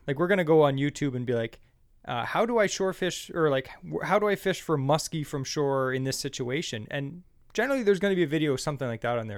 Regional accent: Ontario, Canada; we're from Ontario

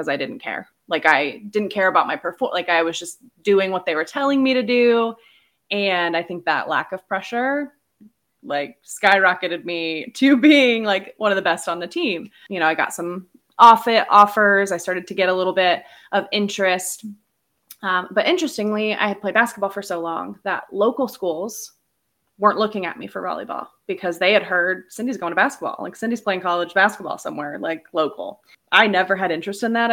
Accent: Indiana, United States; I'm from Indiana.

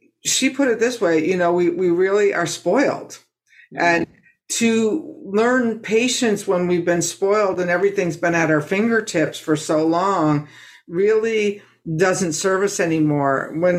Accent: United States

